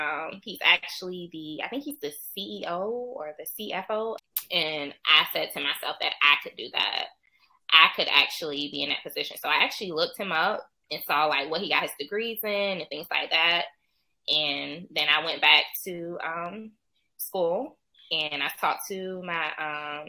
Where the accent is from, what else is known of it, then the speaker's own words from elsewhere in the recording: Savannah, Georgia, United States; I'm from Savannah, Georgia